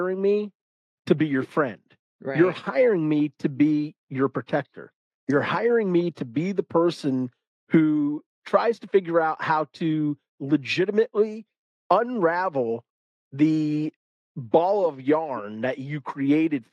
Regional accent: the South, United States; I'm a guy from the South.

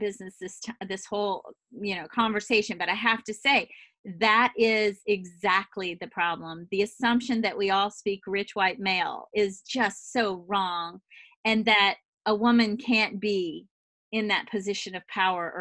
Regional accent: the South, United States; moved away; also born or lived in the Northeast; I'm a woman from the South who moved to the Northeast

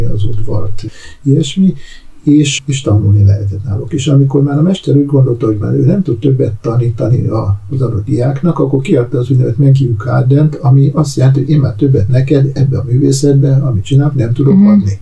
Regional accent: Hungary; én ugye Magyarországról jöttem

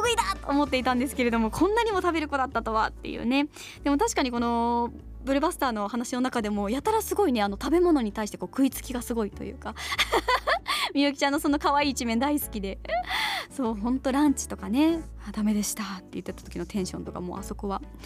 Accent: Kitakyushu, Fukuoka, Japan; 自分の地元が舞台となって

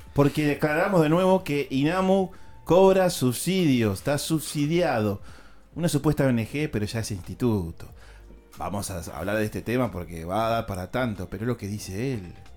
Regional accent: La Plata, Buenos Aires Province, Argentina; acá en mi país, en La Plata

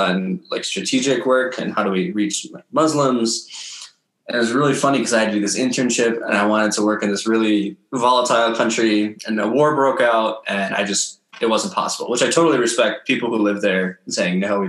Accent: Minnesota, United States; moved away as an adult; also born or lived in Wisconsin; I grew up in Minnesota. Most of my life was spent there. I was actually born in Wisconsin.

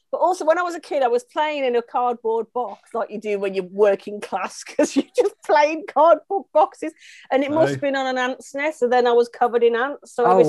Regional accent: Midlands, United Kingdom; I was raised in the Midlands

